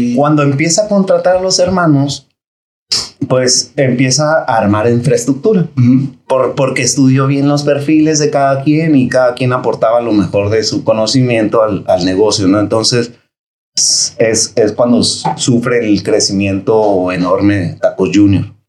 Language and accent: Spanish; Tijuana, Baja California, Mexico; soy nacido aquí en Tijuana, gracias a Dios. Y orgullosamente, la verdad, porque pues aquí empecé, aquí me formé y aquí estudié